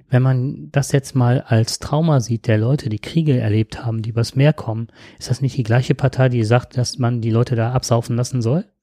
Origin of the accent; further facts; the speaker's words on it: Nettetal, North Rhine-Westphalia, Germany; ich komme aus Nettetal, das ist jetzt nicht so weit weg, da sind so viele Moore trockengelegt worden.